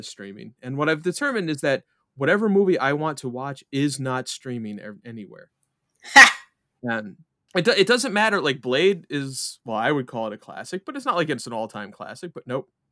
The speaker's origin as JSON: {"language": "English", "region": "New York", "country": "United States", "said": "I'm from New York"}